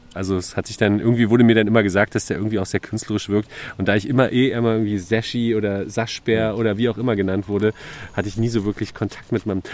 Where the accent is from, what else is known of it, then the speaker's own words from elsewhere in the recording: Berlin, Germany; also born or lived in Köpenick, Berlin; ich bin ja in Lichtenberg groß geworden und dann nach mhm. Köpenick gezogen